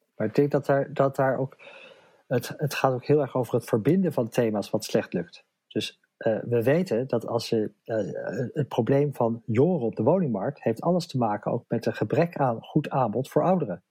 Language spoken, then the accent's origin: Dutch; Amsterdam, North Holland, Netherlands; Ik kom uit Amsterdam